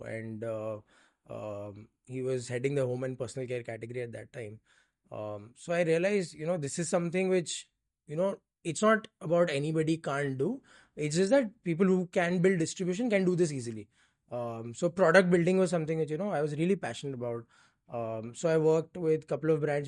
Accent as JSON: {"language": "English", "town": "Mumbai", "region": "Maharashtra", "country": "India", "tie": "born or raised there", "said": "Born and raised in Bombay"}